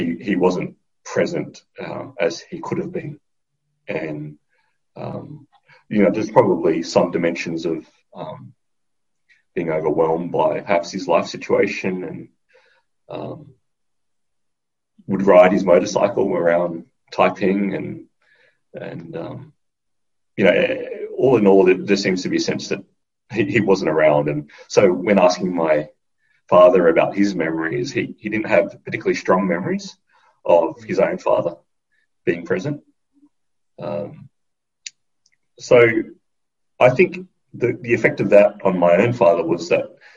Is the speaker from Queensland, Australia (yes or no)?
no; Sydney, New South Wales, Australia; I was born in Western Sydney